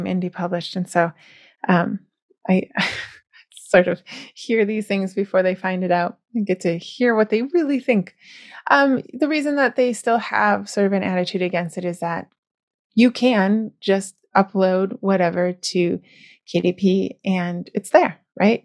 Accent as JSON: {"language": "English", "country": "United States", "said": "I am American"}